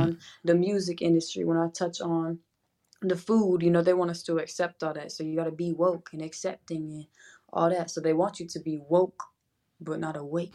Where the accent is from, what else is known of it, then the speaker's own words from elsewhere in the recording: Jacksonville, Florida, United States; accent: southern drawl; I'm from Jacksonville, Florida